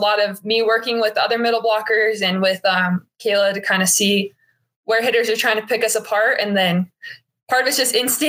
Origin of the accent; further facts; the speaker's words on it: South Ogden, Utah, United States; I grew up in South Ogden, like 2 minutes away from Weber State